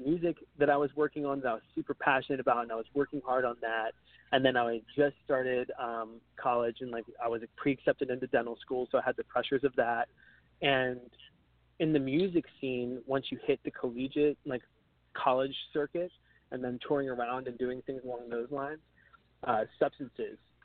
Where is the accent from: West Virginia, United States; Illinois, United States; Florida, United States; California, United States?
West Virginia, United States; Martinsburg; I was born in West Virginia, Martinsburg, West Virginia. It's a super small town in a state that not even many people know is a state